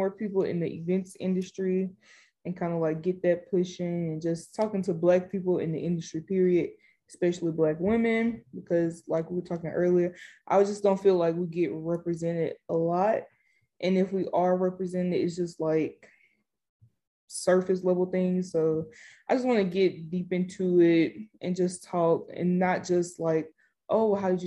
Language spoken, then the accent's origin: English; Georgia, United States; accent: Southern; I'm literally from Georgia, born and raised